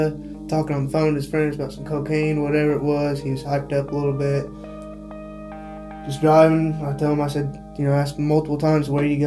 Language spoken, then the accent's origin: English; Eldorado, Illinois, United States; I grew up in El Dorado